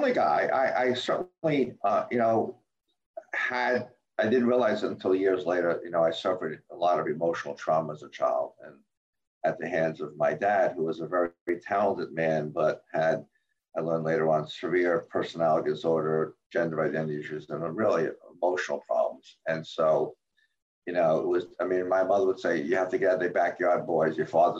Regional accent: Jersey City, New Jersey, United States; also born or lived in Carteret, New Jersey; I grew up in Jersey City, New Jersey, Hudson County

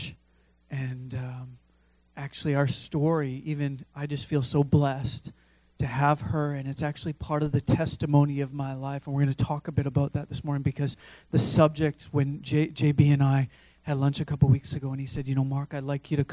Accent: Fraser Valley, British Columbia, Canada; I grew up in the Fraser Valley

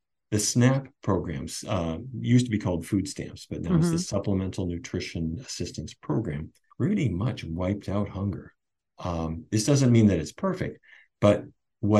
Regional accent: North Dakota, United States; When I was a kid, I grew up in North Dakota

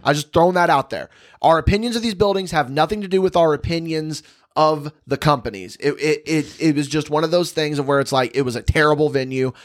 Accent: West Terre Haute, Indiana, United States; It is West Terre Haute, and I take great umbrage with that because um, that's again that's my hometown. That's where I'm from

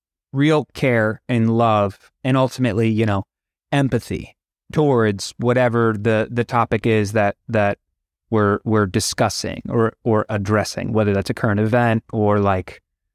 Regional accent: Florida, United States; And I was born and raised out of Florida.

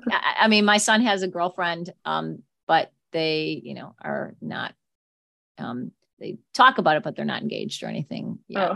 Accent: Chicago, Illinois, United States; I grew up right near Evergreen Park

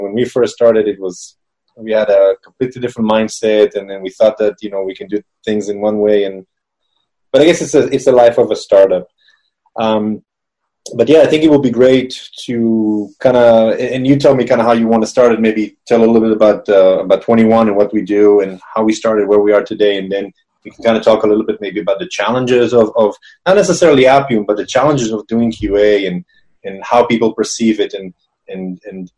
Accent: Israel; moved away as an adult; now in San Francisco area, United States; I'm originally from Israel

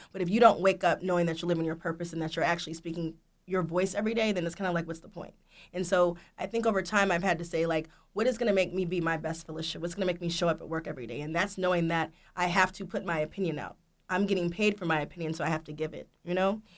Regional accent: Marietta, Georgia, United States; I'm from Marietta, Georgia

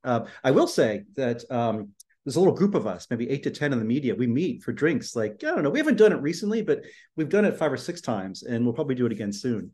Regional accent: Florida, United States; also born or lived in Fairmont, West Virginia / Charleston, West Virginia; I lived in Charleston only till I was eight. then we moved to Florida

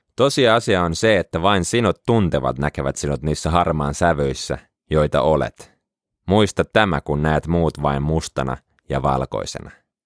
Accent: Helsinki, Uusimaa, Finland; now in Jyväskylä, Finland; Pelasin pienempänä jalkapalloa ja asuin Helsingin Pikkuopalahdessa

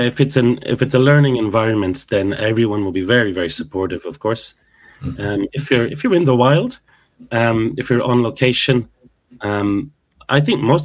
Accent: mid-Ulster, Northern Ireland, United Kingdom; accent: Ulster; When I was growing up in mid-Ulster, it was I think. H-I-N-K

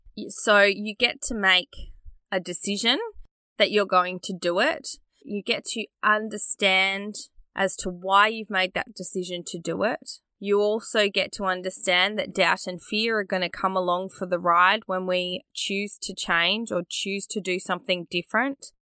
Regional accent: Australia; born or raised there

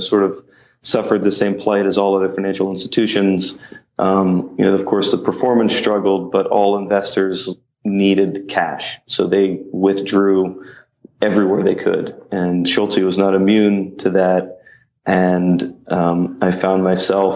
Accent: Mount Lebanon, Pennsylvania, United States; moved away as an adult; also born or lived in Carlisle, Pennsylvania; now in New York City, United States; I'm from Mount Lebanon

